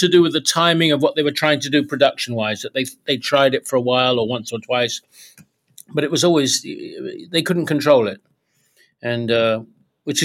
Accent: South East England, United Kingdom; although three of us were all from Southeast London. We grew up in Kent.

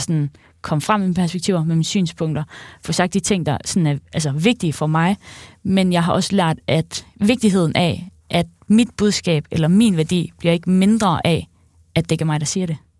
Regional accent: Central Jutland, Central Denmark Region, Denmark; Jeg er fra Midtjylland

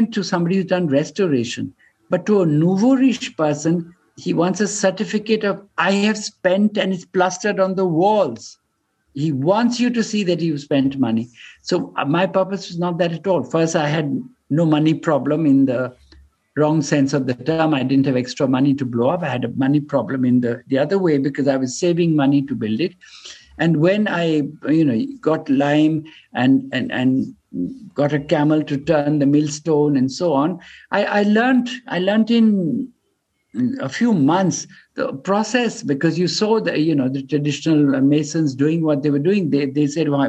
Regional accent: India; as an Indian

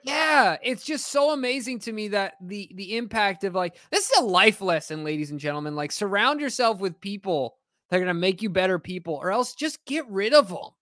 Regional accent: Carlsbad, California, United States; I grew up playing soccer in the Carlsbad

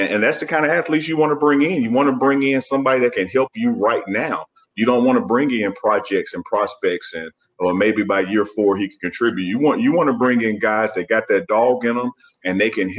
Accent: Jackson, Mississippi, United States; just like me, have lived in Jackson, or Chuck, we're from Jackson

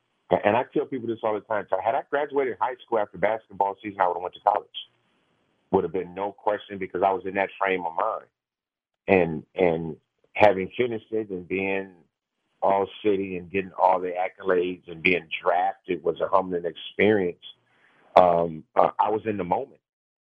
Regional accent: Los Angeles, California, United States; I had two earrings in my ear and I came from Los Angeles.

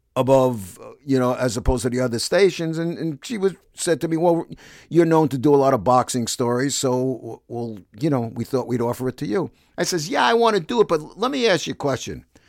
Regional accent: New York City, New York, United States; also born or lived in Bronx, New York; I'm from Brooklyn. Born in the Bronx, but raised in Brooklyn, Sheeps's Bay, Brooklyn.

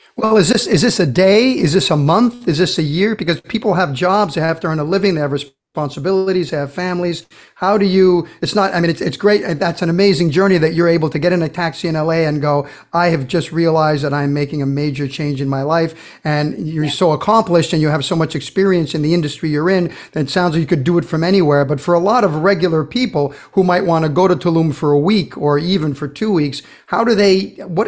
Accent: Brazil; moved away; I grew up in Brazil

